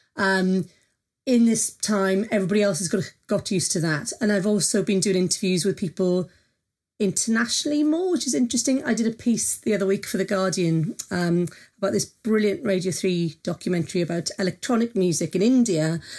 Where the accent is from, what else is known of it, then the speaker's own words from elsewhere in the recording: Wales, United Kingdom; I'm Welsh